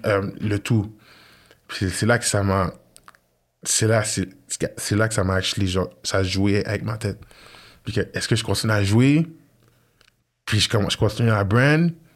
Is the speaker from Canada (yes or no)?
yes; Quebec, Canada; je suis québécois, canadien